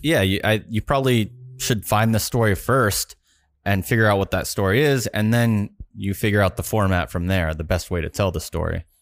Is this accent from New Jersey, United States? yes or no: no; Florida, United States; I grew up in Florida